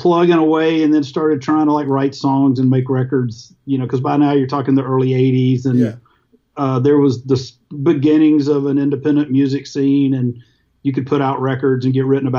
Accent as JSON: {"language": "English", "town": "Jackson", "region": "Mississippi", "country": "United States", "tie": "born or raised there", "said": "where I grew up in Jackson, Mississippi"}